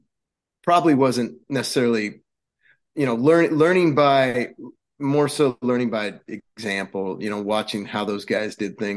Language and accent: English; Corvallis, Oregon, United States; I grew up in Corvallis, Oregon, small sports town